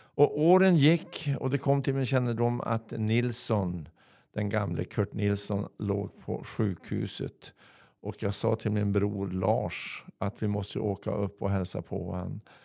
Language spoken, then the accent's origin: Swedish; Örnsköldsvik, Västernorrland County, Sweden; also born or lived in Stockholm; här hemma i Övik